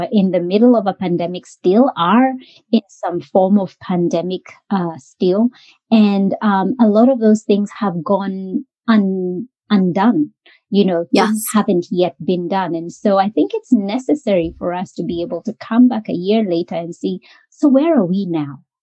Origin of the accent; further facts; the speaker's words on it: Kenya; moved away as an adult; now in Australia; Australia is our home. And been home to me for over 20 years. I came here as an international student from Kenya.